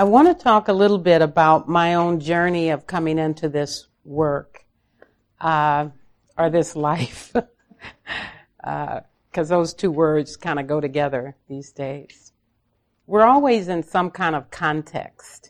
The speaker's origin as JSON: {"language": "English", "town": "Los Angeles", "region": "California", "country": "United States", "tie": "born or raised there", "said": "I was raised in South Central Los Angeles"}